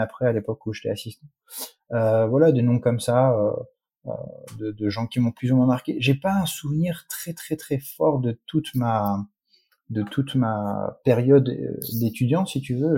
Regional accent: Strasbourg, Grand Est, France; moved away as an adult; now in United States; je n'ai jamais vécu en Iran. Non, je suis né, je suis né à Strasbourg

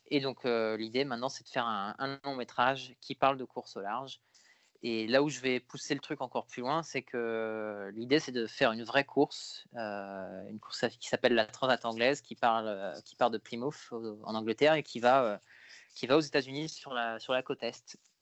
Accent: Paris region, Île-de-France, France; j'ai grandi en région parisienne

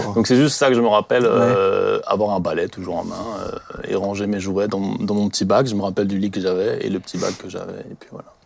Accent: Colmar, Grand Est, France; je viens du secteur de Colmar

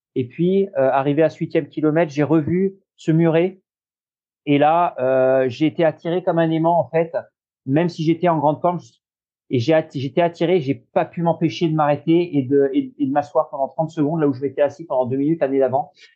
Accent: Normandy, France; also born or lived in Royan, Charente-Maritime / Nantes vineyard area; now in Nantes area, France; je suis né en Normandie. Euh, j'ai vécu aussi euh, longtemps. J'ai vécu une douzaine d'années

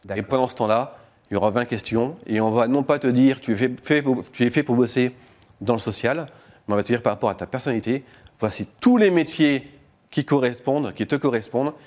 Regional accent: Lille, Hauts-de-France, France; J'habite à côté de la Belgique, je viens de Lille.

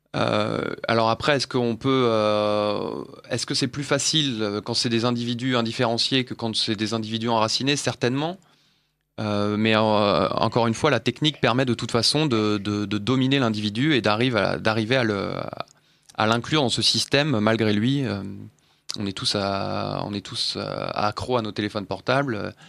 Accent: France; nous sommes français et européens

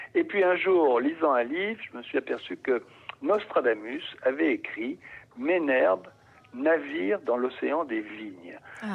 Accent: Marseille, Provence-Alpes-Côte d'Azur, France; moved away; je suis marseillais d'origine.

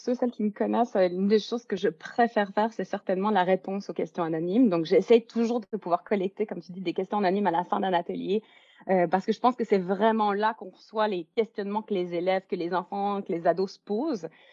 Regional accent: Belgium; now in Vancouver, Canada; je suis originaire de Belgique, mais j'habite à Vancouver, en Colombie-Britannique, au Canada.

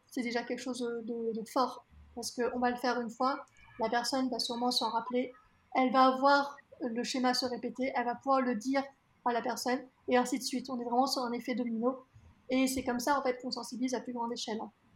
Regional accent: France; je suis née en France, que je suis française

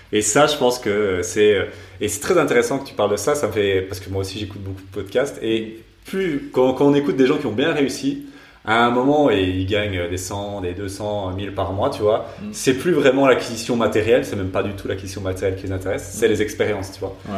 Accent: Belgium; on est belge

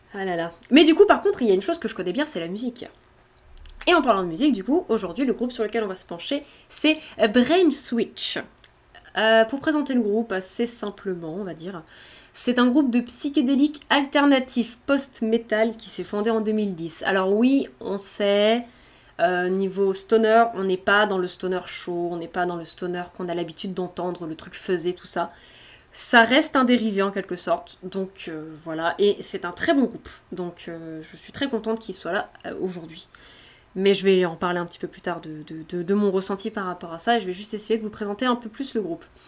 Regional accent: Brittany, France; je suis bretonne

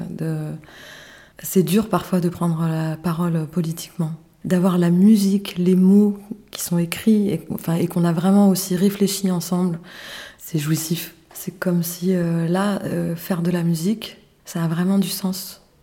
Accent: Paris, Île-de-France, France; now in south of France; qui suis arrivée en fait dans le sud, parce que je venais plutôt du nord, je venais de Paris

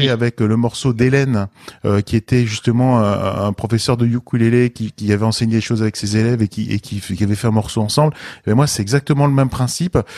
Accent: Lorraine, Grand Est, France; je suis lorrain

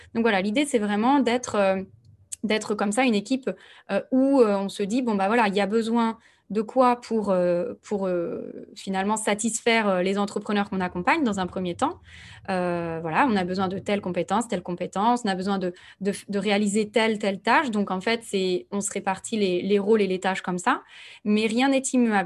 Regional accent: Nantes, Pays de la Loire, France; moved away as an adult; also born or lived in Bordeaux; now in Toulouse, France; je suis née à Nantes et j'ai fait un petit passage par Bordeaux

